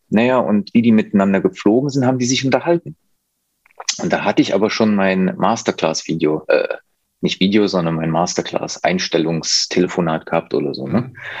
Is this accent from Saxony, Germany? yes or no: yes; near Leipzig, Saxony, Germany